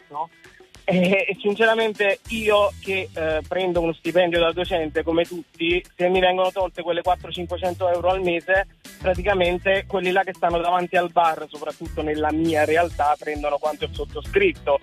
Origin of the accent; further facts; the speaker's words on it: Eboli, Campania, Italy; io sono di Eboli